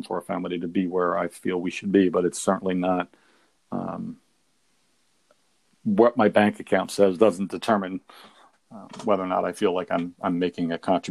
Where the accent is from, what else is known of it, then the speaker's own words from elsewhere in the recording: Pottstown, Pennsylvania, United States; I'm from Pottstown. I grew up in town